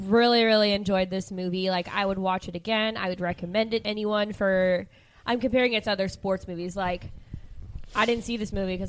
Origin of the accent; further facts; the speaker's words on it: Central Valley, California, United States; we're from the Central Valley, which is huge on agriculture.